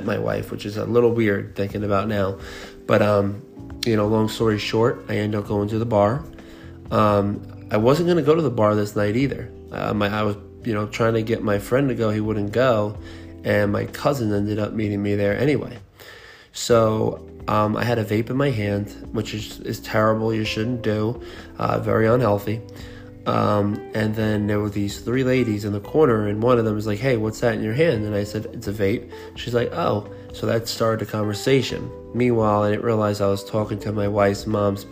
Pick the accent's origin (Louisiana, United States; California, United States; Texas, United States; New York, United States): New York, United States; Long Island; I'm from Long Island. I moved upstate for a few years